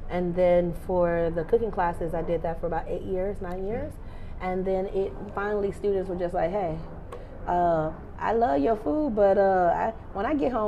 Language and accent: English; Mississippi, United States; I am. I'm a Mississippi girl.